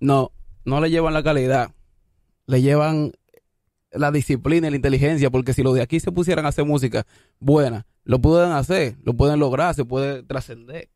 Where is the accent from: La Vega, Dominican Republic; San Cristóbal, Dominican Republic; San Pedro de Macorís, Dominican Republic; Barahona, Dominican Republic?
San Pedro de Macorís, Dominican Republic; Consuelo; also born or lived in Isabelita, Santo Domingo Este; now in Santo Domingo Este, Dominican Republic; Yo vengo de Guachupita, Consuelo, San Pedro de Macorís, lo más profundo para allá atrás. Ah, de, Rozando con Ato Mayor. Después me, me, vine a mudar aquí para la Isabelita